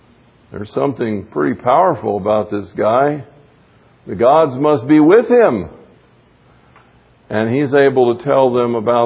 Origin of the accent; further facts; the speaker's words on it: the South, United States; I grew up in the South